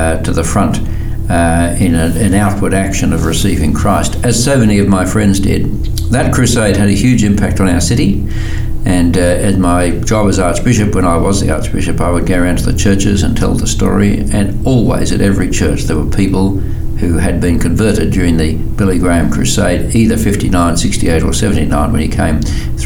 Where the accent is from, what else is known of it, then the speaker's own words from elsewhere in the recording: Sydney, New South Wales, Australia; I grew up in Sydney, Australia